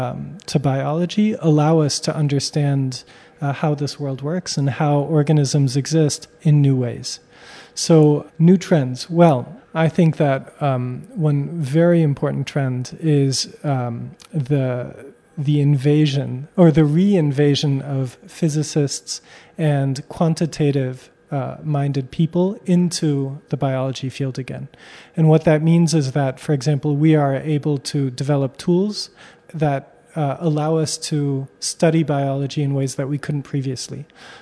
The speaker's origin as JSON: {"language": "English", "country": "United States", "said": "So I come from the United States, but I'm French Armenian."}